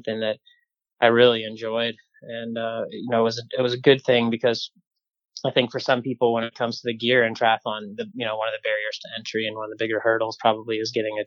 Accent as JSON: {"language": "English", "town": "Grand Junction", "region": "Colorado", "country": "United States", "tie": "born or raised there", "moved": "as an adult", "said": "I was born in Western Colorado in Grand Junction. And spent the first, well, basically 18 years of my life there"}